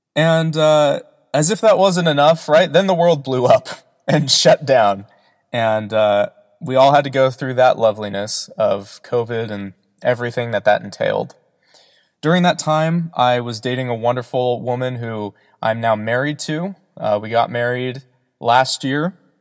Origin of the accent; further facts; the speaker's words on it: Southern California, United States; I am from Southern California